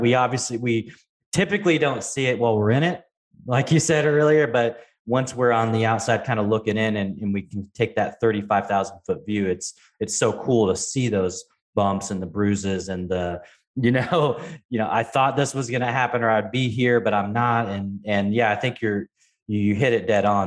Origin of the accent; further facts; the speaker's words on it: Pacific Northwest, United States; I grew up in the Pacific Northwest